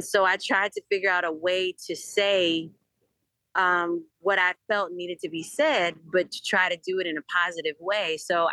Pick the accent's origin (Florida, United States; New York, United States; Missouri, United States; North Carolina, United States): Missouri, United States; Eureka; also born or lived in Durham / Nashville; now in Philadelphia, United States; I grew up in Eureka, Missouri, which is a suburb of St. Louis.